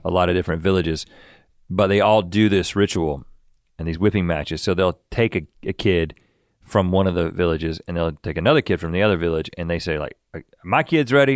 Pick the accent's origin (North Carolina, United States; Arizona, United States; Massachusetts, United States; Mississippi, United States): North Carolina, United States; I'm from North Carolina